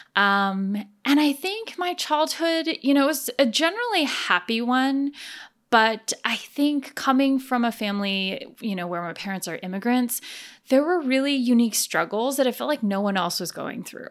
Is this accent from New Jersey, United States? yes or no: yes; New Jersey, United States; also born or lived in Taiwan; then we immigrated to the United States. And we kind of landed basically in New Jersey, where I spent most of my childhood